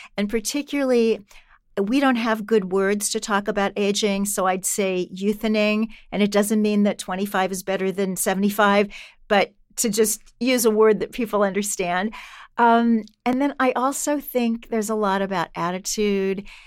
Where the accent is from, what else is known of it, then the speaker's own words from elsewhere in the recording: Kansas City, Missouri, United States; when I was a kid growing up in Kansas City